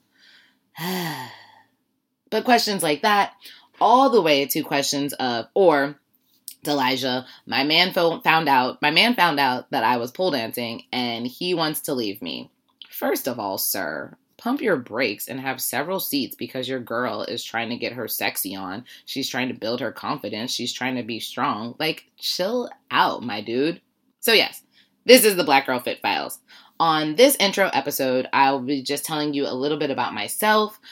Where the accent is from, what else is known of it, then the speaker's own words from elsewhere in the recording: Warren, Ohio, United States; I'm from Warren, Ohio.